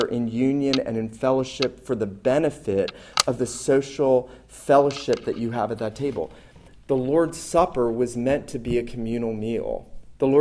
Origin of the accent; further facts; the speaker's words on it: the North, United States; now in the South, United States; growing up in the North, I wasn't taught to observe this